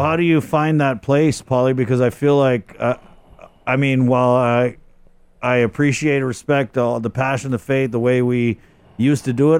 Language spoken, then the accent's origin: English; Guam; also born or lived in Oklahoma / Virginia; I was born in Oklahoma. I came back to Guam, you know, before I turned one. Uh, lived here, uh, my stepfather was in the Navy, uh, so I spent, uh, second grade in Virginia, uh, came back, um, to Guam